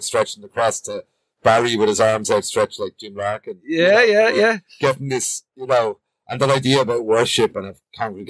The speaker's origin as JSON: {"language": "English", "town": "Bray", "region": "Leinster", "country": "Ireland", "tie": "born or raised there", "moved": "yes", "lives_now": "Dublin, Ireland", "said": "I grew up in Bray, which is a pretty working class place as well."}